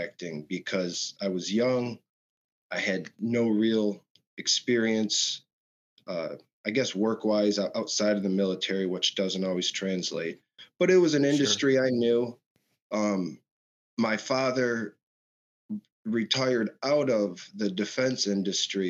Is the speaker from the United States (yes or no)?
yes; Michigan, United States; I was born and raised in Michigan